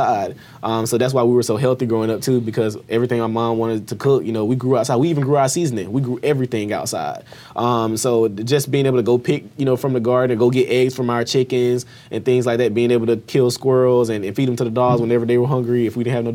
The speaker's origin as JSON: {"language": "English", "town": "Albany", "region": "Georgia", "country": "United States", "tie": "born or raised there", "said": "I grew up in Albany, Georgia"}